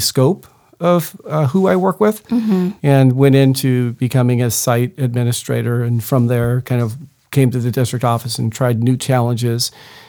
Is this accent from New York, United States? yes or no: no; Rancho Bernardo, California, United States; I grew up in Rancho Bernardo, so local, and went into education because my father's an educator, my mother's an educator, my sister, my brother.